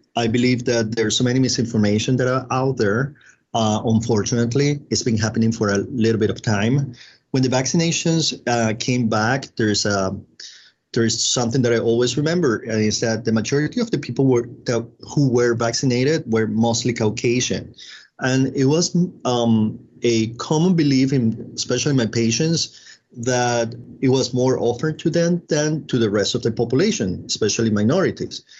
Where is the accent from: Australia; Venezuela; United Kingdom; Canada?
Venezuela; moved away as an adult; I'm originally from Venezuela